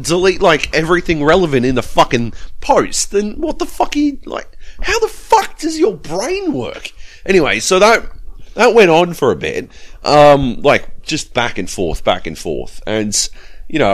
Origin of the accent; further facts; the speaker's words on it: Australia; Actually, I am Australian